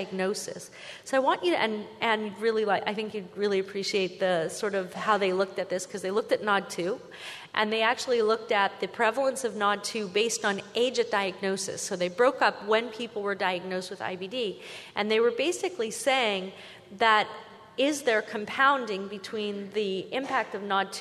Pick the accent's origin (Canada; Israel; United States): Canada; I'm Canadian